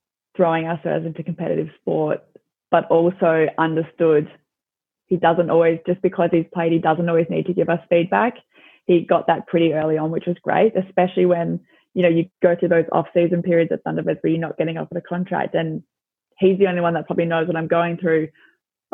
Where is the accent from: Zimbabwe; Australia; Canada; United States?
Australia; Adelaide, South Australia; moved away as an adult; now in Scotland, United Kingdom; I'm from Adelaide